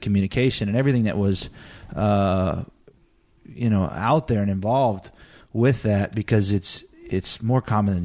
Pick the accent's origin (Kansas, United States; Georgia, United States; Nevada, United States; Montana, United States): Montana, United States; I had been around animals my whole life growing up in Montana.